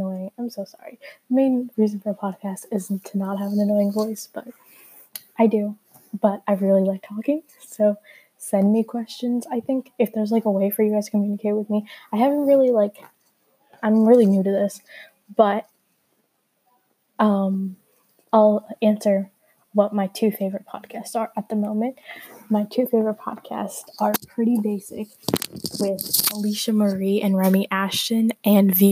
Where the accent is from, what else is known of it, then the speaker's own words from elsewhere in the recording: India; I'm Indian to be precise